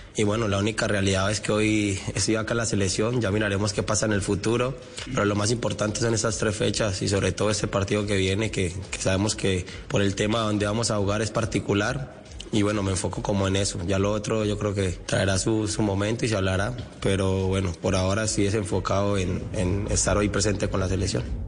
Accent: Colombia; en mi país

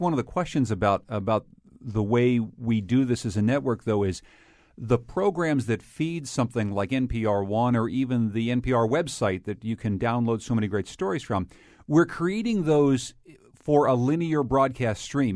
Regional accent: Winsted, Connecticut, United States; in my hometown of Winstead, Connecticut

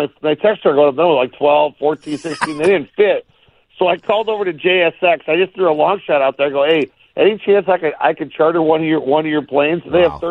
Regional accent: Detroit, Michigan, United States; moved away as an adult; now in Las Vegas, United States; I grew up in Detroit. I'm a Lions fan. I've been in Vegas now 18 years

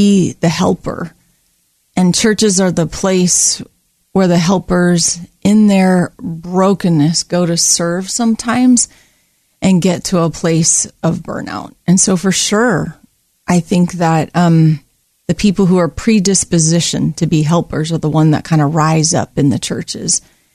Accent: Oahu, Hawaii, United States; moved away as an adult; now in Oregon, United States; I grew up on the island of Oahu in Hawaii.

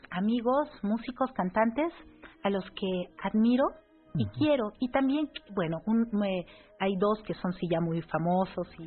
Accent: Oaxaca, Mexico; cual bordadora de mi tierra, Oaxaca

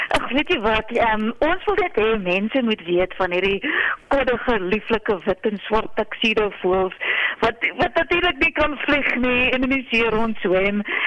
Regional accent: South Africa; ons as Suid-Afrikaners

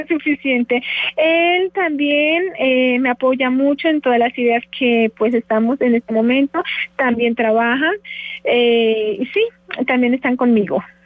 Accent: Nariño, Colombia; moved away as an adult; now in Bogotá, Colombia; de Nariño. Yo soy de Paz.

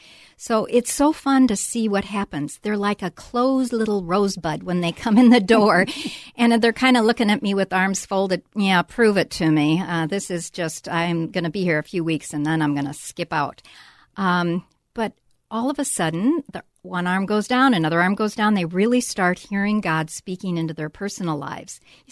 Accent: South Dakota, United States; I come from a very simple background, growing up in South Dakota, a little town and no college.

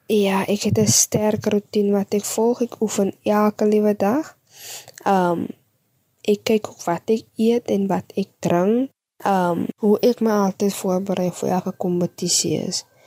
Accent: Atlantis, Western Cape, South Africa; ek kom van Atlantis af.

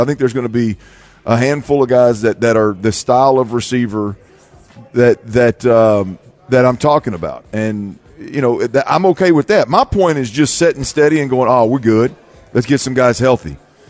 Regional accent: Houston, Texas, United States; Hey, man. I'm out here from Houston. Love your place. We do radio all the time. We talk to the beautiful people of the city of Houston all the time.

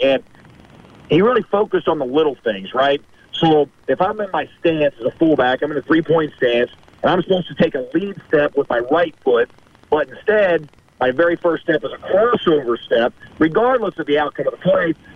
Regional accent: South Bend, Indiana, United States; this is my hometown as well

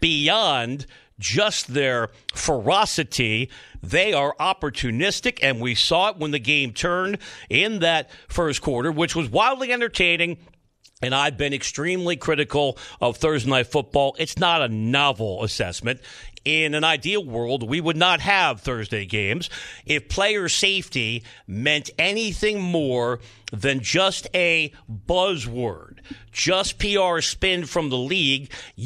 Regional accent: New York tri-state area, United States; accent: East Coast; I've worked hard to lose most of my East Coast accent, but I grew up in the New York tri-state area.

